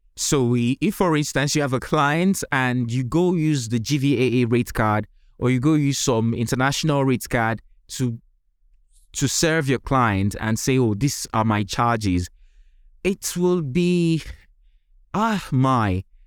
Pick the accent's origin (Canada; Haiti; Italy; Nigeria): Nigeria; accent: Nigerian; my accent is originally typically Nigerian, or even say African.